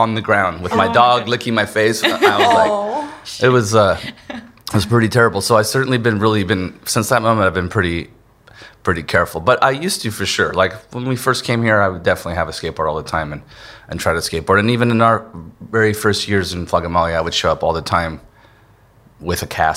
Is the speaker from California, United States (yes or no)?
yes; San Diego, California, United States; I was from San Diego